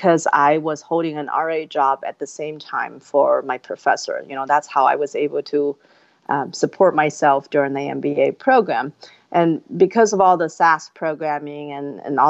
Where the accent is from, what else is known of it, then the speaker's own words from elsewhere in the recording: Inner Mongolia, China; moved away as an adult; now in United States; I was born and raised in China. I was from a remote province called Inner Mongolia